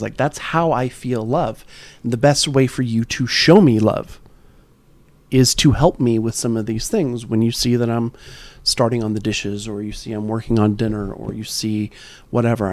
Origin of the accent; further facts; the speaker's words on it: California, United States; we grew up in California